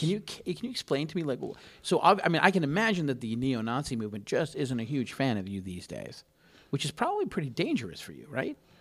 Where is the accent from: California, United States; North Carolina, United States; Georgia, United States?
California, United States; Los Angeles; I grew up in Los Angeles